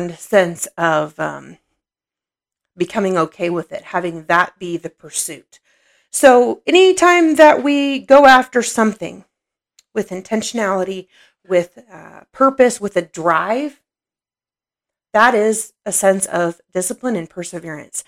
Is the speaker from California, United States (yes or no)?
no; Oklahoma, United States; also born or lived in Illinois; when I was growing up, we moved from Illinois when I was 6 years old, and we moved down here to Oklahoma.